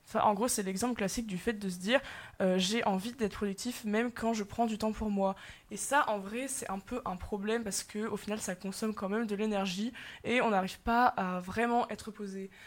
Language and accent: French; France; en tant que bon français